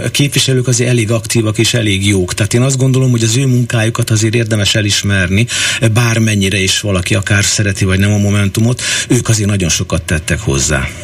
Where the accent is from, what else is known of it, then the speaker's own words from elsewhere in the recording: Hungary; Mi magyarok vagyunk, ősi